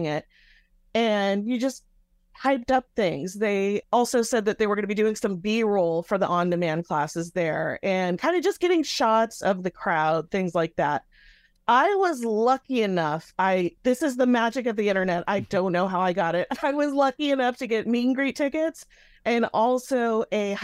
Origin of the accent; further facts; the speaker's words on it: Bay Area, California, United States; I'm from the Bay Area